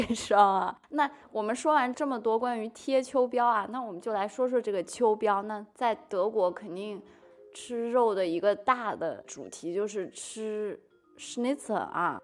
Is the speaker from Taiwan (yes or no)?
no; China; 我们中国人就什么都吃啊